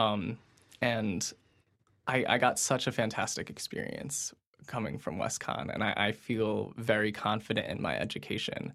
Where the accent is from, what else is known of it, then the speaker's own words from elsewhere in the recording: New Fairfield, Connecticut, United States; I'm from New Fairfield